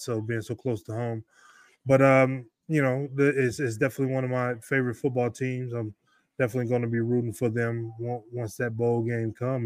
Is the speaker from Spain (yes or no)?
no; Detroit, Michigan, United States; a little kid growing up in Detroit